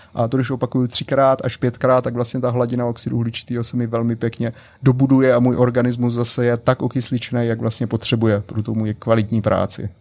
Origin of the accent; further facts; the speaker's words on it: Czechia; první v Česku žijící Čech